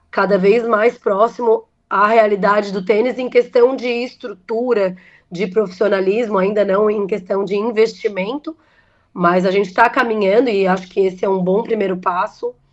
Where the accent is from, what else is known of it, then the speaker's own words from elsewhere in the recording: Brazil; Como brasileiro, a gente acaba torcendo para isso, né?